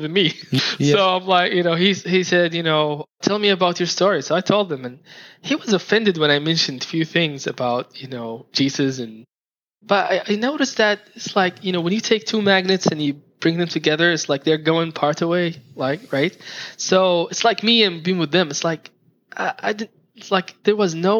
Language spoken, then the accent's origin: English; Saudi Arabia; moved away; I was from Saudi Arabia